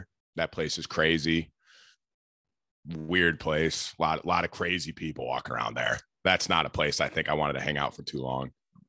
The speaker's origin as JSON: {"language": "English", "region": "New York", "country": "United States", "said": "I'm a New Yorker."}